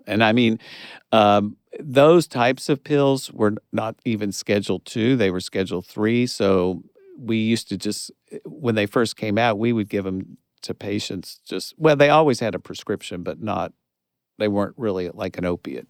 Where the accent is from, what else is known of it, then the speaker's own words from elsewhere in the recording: Kentucky, United States; moved away as an adult; it was my hometown